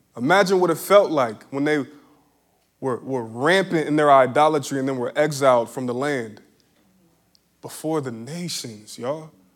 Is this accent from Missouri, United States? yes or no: no; Philadelphia, Pennsylvania, United States; growing up in Philly